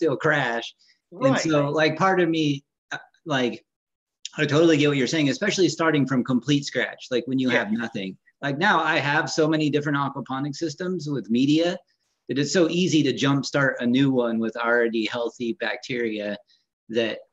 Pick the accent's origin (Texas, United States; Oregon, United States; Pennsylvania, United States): Oregon, United States; Gold Hill; I'm from Southern Oregon, Gold Hill